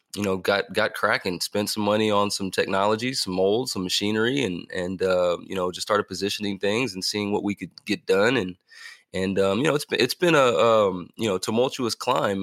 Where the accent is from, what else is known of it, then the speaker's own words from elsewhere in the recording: California, United States; also born or lived in Missouri / Kentucky / Indiana / Ohio; growing up in California